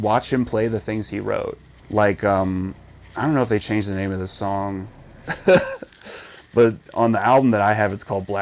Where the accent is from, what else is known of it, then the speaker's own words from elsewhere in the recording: St. Louis, Missouri, United States; my hometown